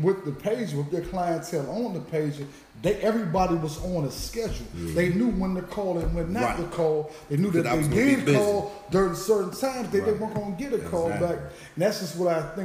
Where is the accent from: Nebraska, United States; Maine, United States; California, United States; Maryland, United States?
Maryland, United States; Prince George's County; also born or lived in Southeast Washington, D.C.; I'm from PG County, Pistol Grip County